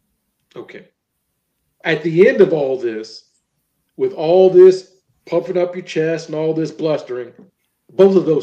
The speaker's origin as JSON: {"language": "English", "region": "Kentucky", "country": "United States", "tie": "born or raised there", "said": "I'm from Kentucky. Most of these good bourbons were brewed about an hour and a half from my hometown."}